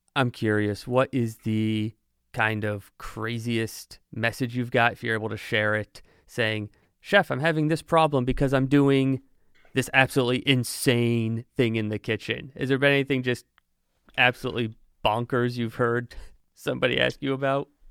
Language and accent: English; Monmouth County, New Jersey, United States; now in Pensacola, United States; as someone who has lived in New Jersey, I'm originally from New Jersey